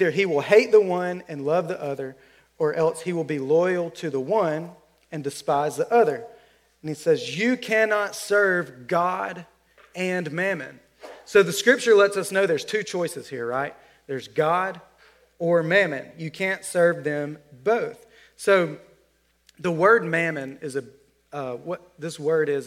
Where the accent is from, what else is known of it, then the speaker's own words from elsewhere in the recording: Alabama, United States; I'm from Alabama